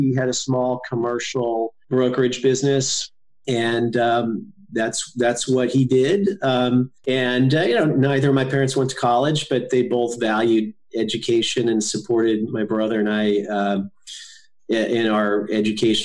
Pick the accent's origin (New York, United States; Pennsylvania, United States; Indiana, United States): Indiana, United States; Northwest; also born or lived in Gary, Indiana / Merrillville, Indiana / Portage, Indiana / Ogden Dunes, Indiana; I grew up in a small town in Indiana, Northwest Indiana